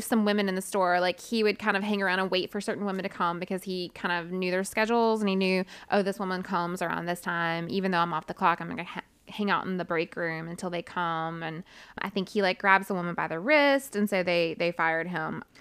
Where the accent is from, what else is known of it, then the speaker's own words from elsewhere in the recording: United States; I'm American